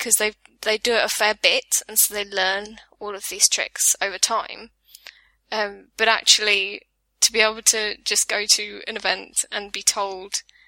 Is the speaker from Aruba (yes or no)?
no; England, United Kingdom; accent: southern British; also born or lived in Reigate; now in Brighton, United Kingdom; I have a southern British accent